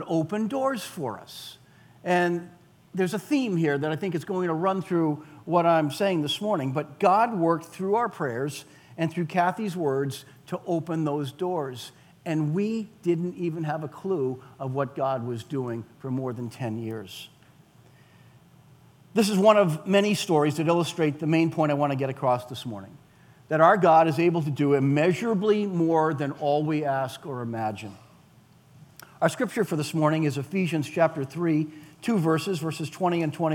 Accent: Weymouth, Massachusetts, United States; I grew up in Weymouth

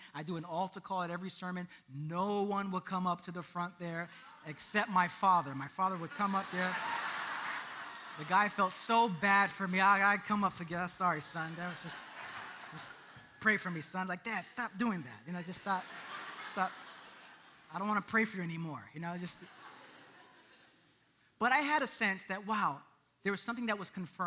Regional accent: New York City, New York, United States; I'm from Brooklyn

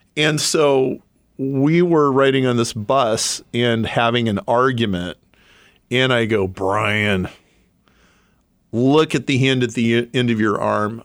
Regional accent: Lincoln, Nebraska, United States; now in Chicago, United States; I grew up in Lincoln, Nebraska, and married my high school sweetheart

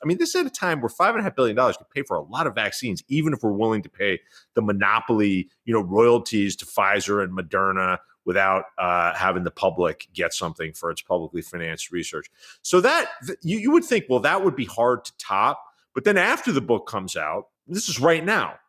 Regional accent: New York City, New York, United States; as a white kid growing up in New York

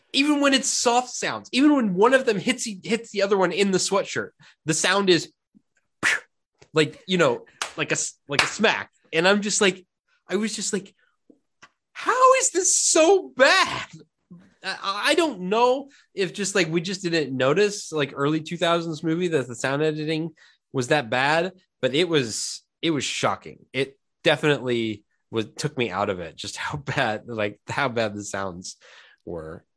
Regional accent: Indianapolis, Indiana, United States; growing up in Indianapolis

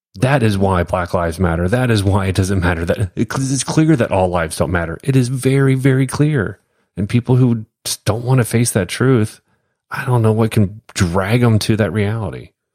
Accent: United States; being an American

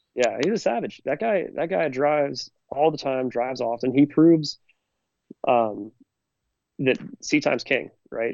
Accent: Northern California, United States; I'm from Northern California

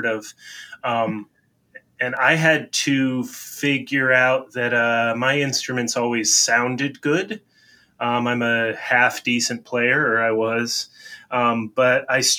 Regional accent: United States; being American

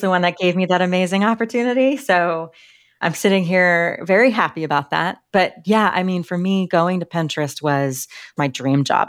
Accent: Littleton, Colorado, United States; also born or lived in Washington, D.C.; I grew up in Littleton, Colorado

